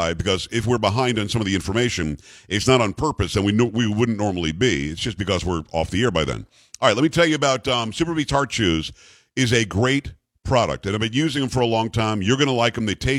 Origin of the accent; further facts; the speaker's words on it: South Florida, United States; moved away; I grew up in South Florida.